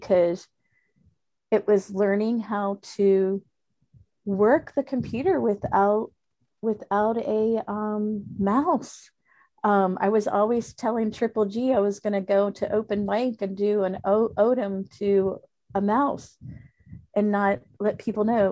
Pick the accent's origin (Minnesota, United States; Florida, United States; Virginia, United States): Florida, United States; first language Spanish; English is a second language